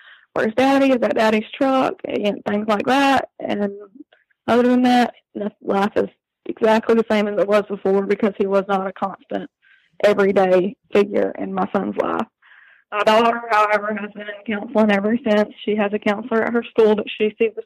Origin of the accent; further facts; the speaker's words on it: Florida, United States; I moved back to my hometown to get away from that county, hoping to find safety over here where I'm from.